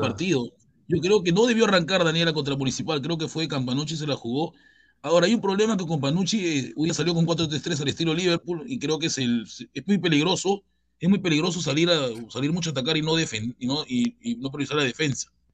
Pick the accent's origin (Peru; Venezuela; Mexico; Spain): Peru; Chincha Alta, Ica; Yo soy de Chincha